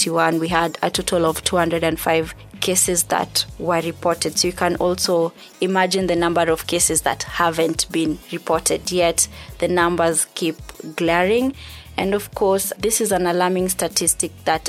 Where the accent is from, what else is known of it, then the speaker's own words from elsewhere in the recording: Kenya; as Kenyan girls and young women, we do deserve a safe country